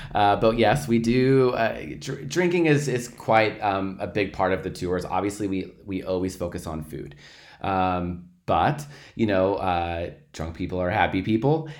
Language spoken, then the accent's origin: English; Portland, Oregon, United States; moved away as an adult; I'm originally from Portland, Oregon